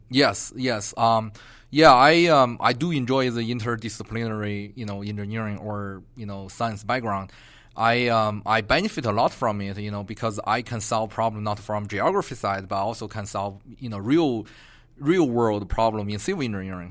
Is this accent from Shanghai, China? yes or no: no; Beijing, China; moved away as an adult; also born or lived in Atlanta, Georgia; now in Albuquerque, United States; Originally, I'm from Beijing